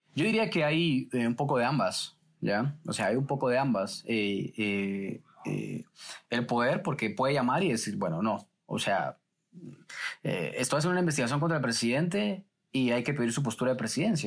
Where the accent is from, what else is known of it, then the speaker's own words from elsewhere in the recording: Guatemala City, Guatemala Department, Guatemala; yo crecí en una zona roja de la ciudad de Guatemala y para ser específicamente el Paraíso 2, zona 18.